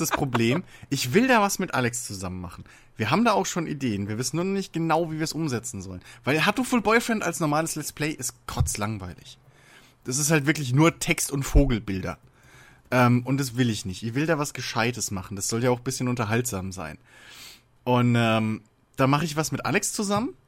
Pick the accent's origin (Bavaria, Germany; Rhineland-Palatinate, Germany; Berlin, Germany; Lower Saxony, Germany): Rhineland-Palatinate, Germany; Worms; bei uns in Worms